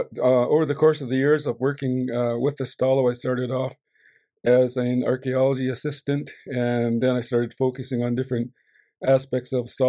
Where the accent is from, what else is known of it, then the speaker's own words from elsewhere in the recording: Laidlaw, British Columbia, Canada; also born or lived in Boston Bar, Canada; I come from Shohamel. Shohamel means where the river levels and widens. The English name of the place is actually Laidlaw, 10 kilometers west of Hope.